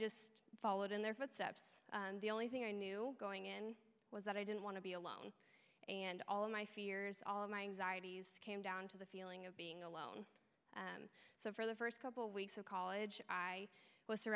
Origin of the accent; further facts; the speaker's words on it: Olathe, Kansas, United States; also born or lived in Overland Park; I grew up in Olathe, going to church with my family pretty much every week for my whole life